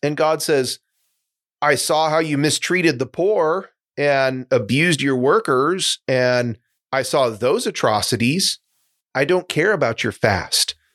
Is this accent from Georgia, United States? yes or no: no; Seattle, Washington, United States; I grew up in Seattle